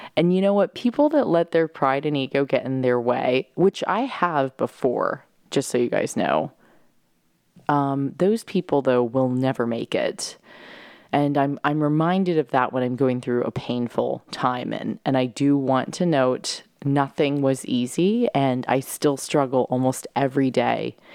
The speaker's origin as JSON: {"language": "English", "town": "San Diego", "region": "California", "country": "United States", "tie": "born or raised there", "moved": "yes", "lives_now": "New York, United States", "said": "my bedroom where I grew up in San Diego"}